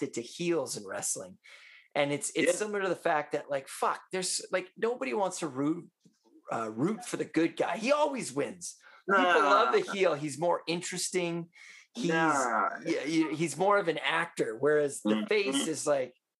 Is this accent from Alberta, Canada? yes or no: no; Vancouver, British Columbia, Canada; I'm from Vancouver